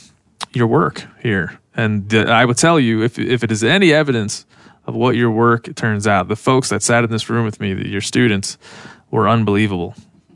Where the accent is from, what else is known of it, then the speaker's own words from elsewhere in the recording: Western Maryland, United States; moved away; I grew up in Western Maryland. Basically, I mean, we could walk to the Pennsylvania border